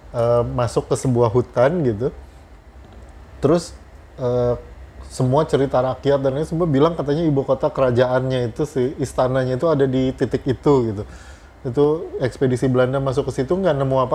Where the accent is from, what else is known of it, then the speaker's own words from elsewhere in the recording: West Java, Indonesia; kalau gue jelas gue merasa gue orang Sunda gitu uh, bahkan gue masih ngomong sama anak gue kita ini orang Sunda